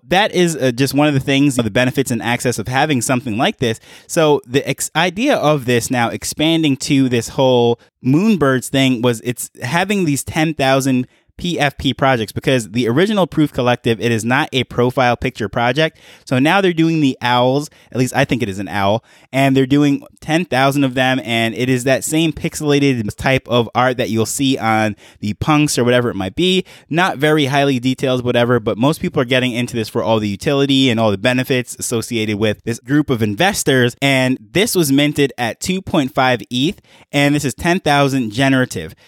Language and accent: English; New York, United States; moved away as an adult; now in Jamaica; now I'm in Jamaica. However, I grew up in New York